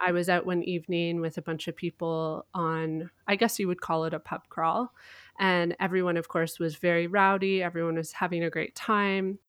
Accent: Canada; I am Canadian

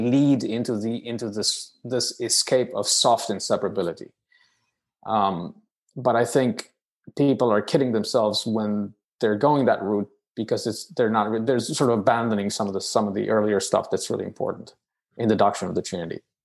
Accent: Romania; moved away as an adult; also born or lived in United Kingdom; now in United States; I hail from Romania, uh, which is a country in Eastern Europe

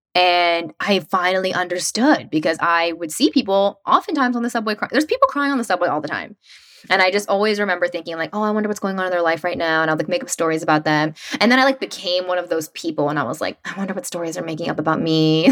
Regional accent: West Tennessee, United States; moved away as an adult; also born or lived in New York City; I grew up in West Tennessee in a really small town

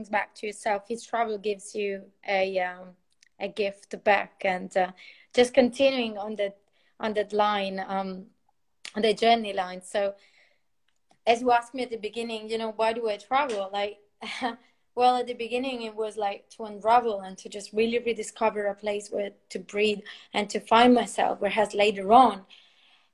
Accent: Italy; also born or lived in Portugal / France; now in United Kingdom; I've lived in different countries, like from Italy to Portugal, France, and then UK

